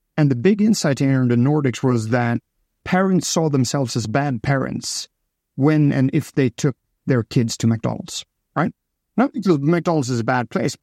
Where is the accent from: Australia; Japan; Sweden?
Sweden; Stockholm, Stockholm County; I'm from Stockholm